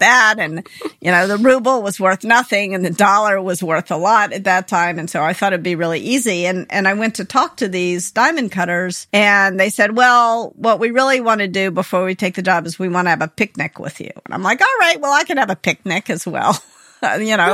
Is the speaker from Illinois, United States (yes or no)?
no; Memphis, Tennessee, United States; moved away; I grew up in Memphis, Tennessee